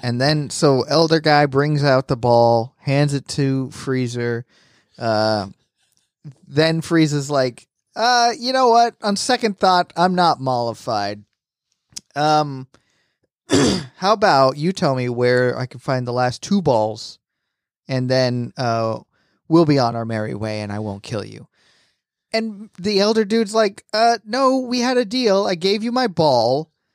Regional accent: Apopka, Florida, United States; we sure did grow up poor in a Apopka, Florida.

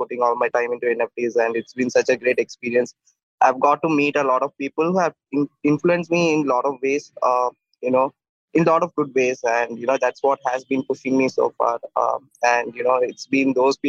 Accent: Bangalore, Karnataka, India; I'm from India, from a place called Bangalore.

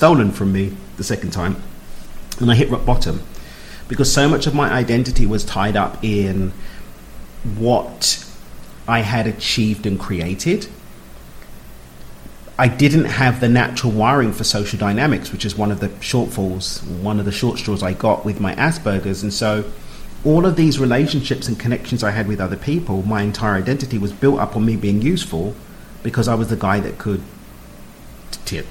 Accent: London, United Kingdom; I'm from East London

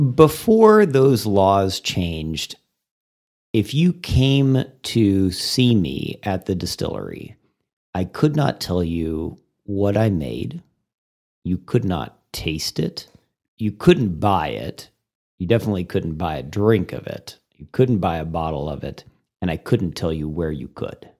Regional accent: Plano, Texas, United States; also born or lived in Missouri / McKinney, Texas / Sulphur Springs, Texas / Austin, Texas; now in Amarillo, United States; And then I moved to Texas when I was in second grade. Uh, I moved to Plano. My dad was working in Plano at that time, and so we, to Plano we came, and I grew up there and in the McKinney area

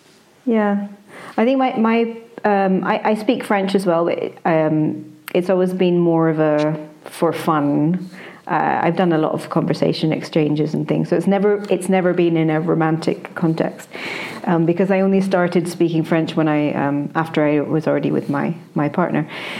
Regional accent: Scotland, United Kingdom; first language en; obviously it's my first language, and I teach the language, and I've had even though I'm Scottish, I've had a very kind of elite type education.

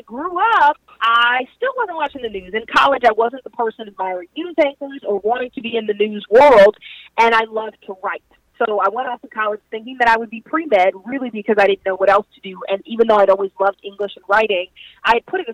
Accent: New Orleans, Louisiana, United States; also born or lived in Houston, Texas; I grew up in New Orleans, born and raised.

